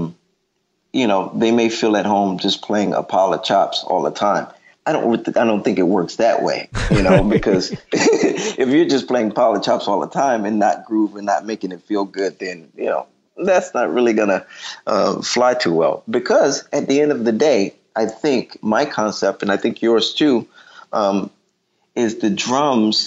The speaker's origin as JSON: {"language": "English", "town": "Detroit", "region": "Michigan", "country": "United States", "said": "I'm from Detroit"}